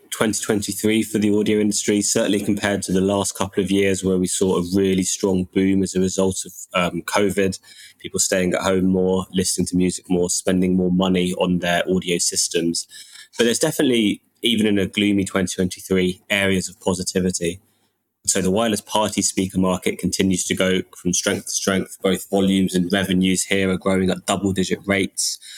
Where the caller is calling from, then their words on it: London, United Kingdom; I'm joining from London.